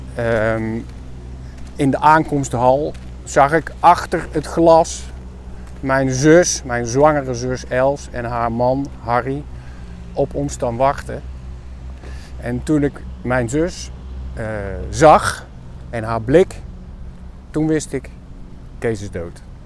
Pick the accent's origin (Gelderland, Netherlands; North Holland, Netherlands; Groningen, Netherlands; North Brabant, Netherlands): North Brabant, Netherlands; 's-Hertogenbosch; moved away as an adult; 62 jaar, eh, geboren en getogen in Den Bosch.